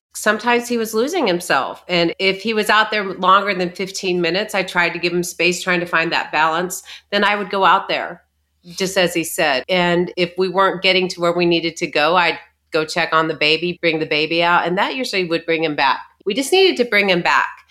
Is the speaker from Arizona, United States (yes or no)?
yes; Arizona, United States; we grew up in, in Arizona